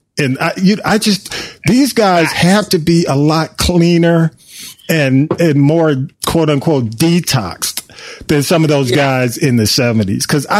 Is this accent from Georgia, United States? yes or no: yes; Atlanta, Georgia, United States; because I grew up in Atlanta